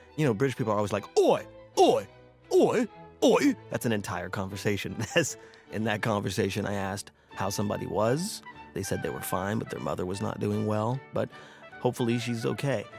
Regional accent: United States; I am American

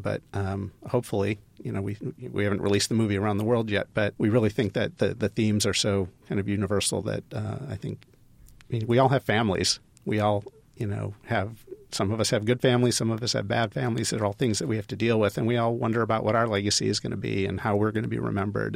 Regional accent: Ohio, United States; moved away as an adult; also born or lived in Los Angeles; I grew up in Ohio, but I went to U S C undergrad, so I lived in L A for nine years

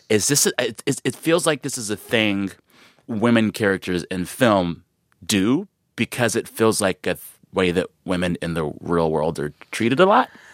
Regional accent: San Antonio, Texas, United States; moved away; I'm from San Antonio

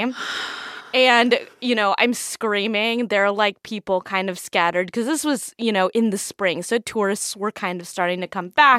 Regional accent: Idaho, United States; now in Washington, D.C., United States; I'm from Idaho, so I go camping, I go hiking

